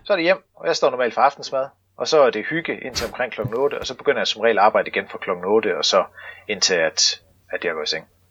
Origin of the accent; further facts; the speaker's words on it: Stauning, Central Denmark Region, Denmark; ude i Stavning, hvor jeg kommer fra